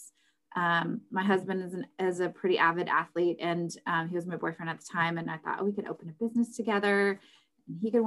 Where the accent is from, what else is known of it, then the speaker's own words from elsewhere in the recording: North Texas, United States; also born or lived in California; now in Austin, United States; We're both from Texas. And honestly, we just picked Austin. Our family's from North Texas